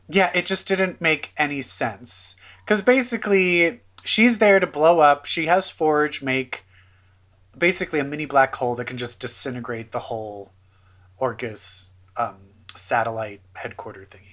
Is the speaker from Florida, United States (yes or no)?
no; Baltimore, Maryland, United States; I am from Baltimore, so we have the down home